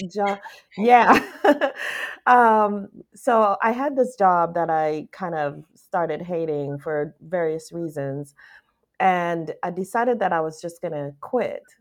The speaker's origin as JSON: {"language": "English", "country": "U.S. Virgin Islands", "said": "I'm from the Virgin Islands, Saint Thomas"}